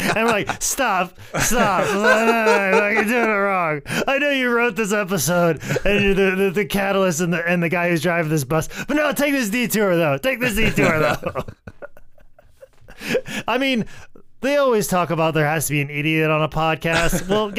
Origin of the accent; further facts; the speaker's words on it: New York, United States; Cause I'm from New York. The Empire State, the world, the country are just copying what we're doing on the street.